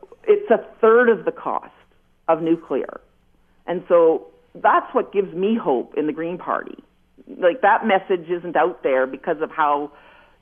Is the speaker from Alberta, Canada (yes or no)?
no; Wainfleet, Ontario, Canada; I'm from Waynflete. I live in Waynflete